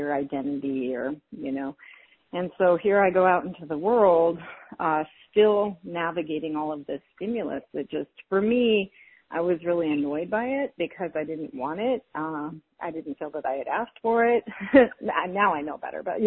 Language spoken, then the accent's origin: English; South Dakota, United States; moved away; also born or lived in California; I was raised in South Dakota in the middle of nowhere in a tiny town pre-internet